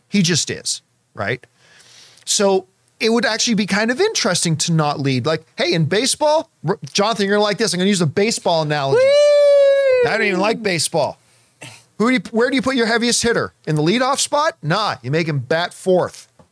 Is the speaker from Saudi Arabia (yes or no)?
no; Canada; growing up in Canadian winters